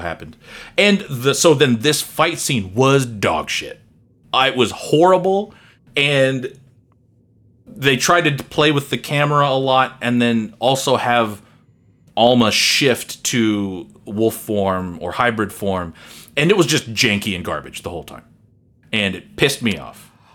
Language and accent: English; United States; as an American